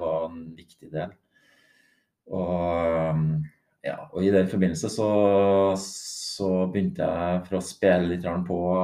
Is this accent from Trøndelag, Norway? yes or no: yes; Grong, Trøndelag, Norway; jeg er jo fra Grong, en liten plass i Trøndelag